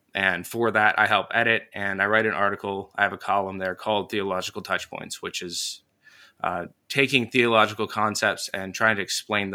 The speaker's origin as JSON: {"language": "English", "region": "Indiana", "country": "United States", "tie": "born or raised there", "said": "I grew up in Northern Indiana and, got married in 2017."}